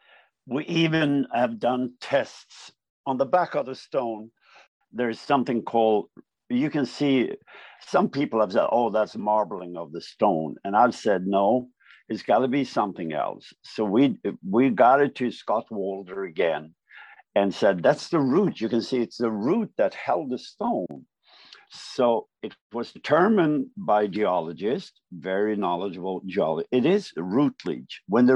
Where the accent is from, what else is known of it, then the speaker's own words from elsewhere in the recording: Sweden; we speak Swedish